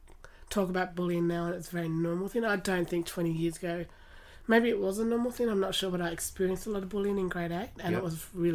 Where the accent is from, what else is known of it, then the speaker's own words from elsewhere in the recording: Latrobe, Tasmania, Australia; La Trobe Primary, La Trobe High, then Tas Unis and then Monash and Deakin Unis.